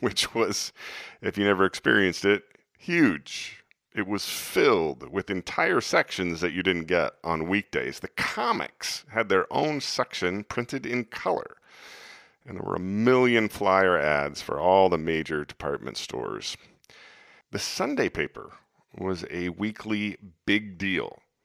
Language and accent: English; Des Moines, Iowa, United States; my hometown of Des Moines